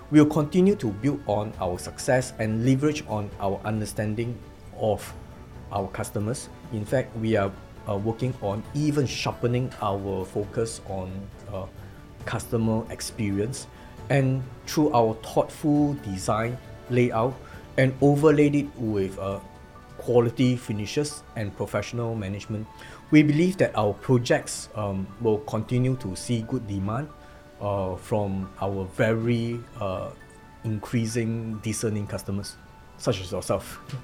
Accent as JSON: {"language": "English", "country": "Singapore", "moved": "as an adult", "lives_now": "Ho Chi Minh City, Vietnam", "said": "I'm from Singapore"}